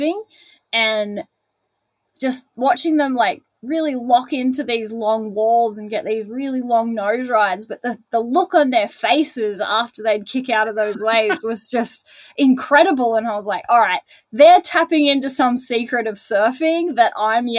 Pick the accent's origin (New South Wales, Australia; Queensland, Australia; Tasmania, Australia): New South Wales, Australia; Newcastle; moved away as an adult; now in Torquay, Australia; I grew up in Newcastle